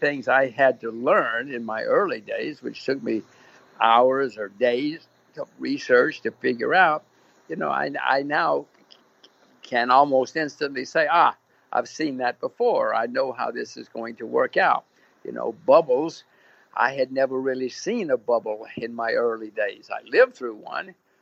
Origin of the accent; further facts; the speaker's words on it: United States; I'm an American. My kids are Americans.